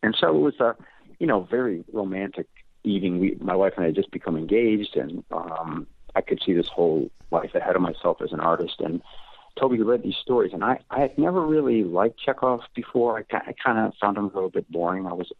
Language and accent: English; Amarillo, Texas, United States; moved away as an adult; Well, when I came from Amarillo, Texas, I had gotten into the Syracuse program. It was my first trip east